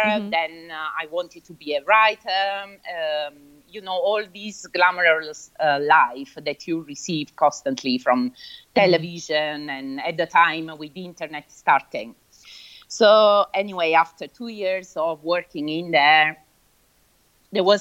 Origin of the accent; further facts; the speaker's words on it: Naples, Campania, Italy; English is a second language; moved away as an adult; now in London, United Kingdom; I was born in Italy, as you said, but in the south of Italy, in Naples, exactly. So I was from a neighborhood of Naples, a small place